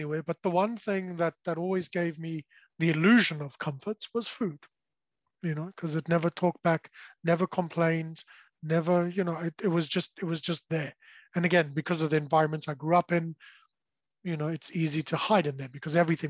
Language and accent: English; South Africa; I was born and raised in South Africa, so the accent may have given it away